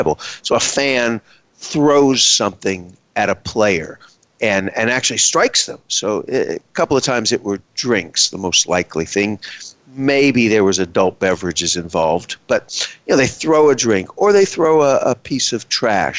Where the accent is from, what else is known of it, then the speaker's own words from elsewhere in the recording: Texas, United States; I am from Texas